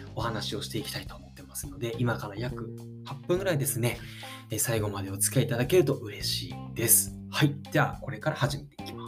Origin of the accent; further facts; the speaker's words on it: Ichihara, Chiba, Japan; 僕はこの市原市で、え生まれ育ち、現在35歳なんですが